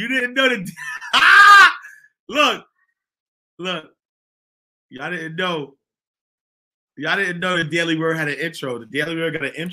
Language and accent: English; New York City, New York, United States; I'm from Harlem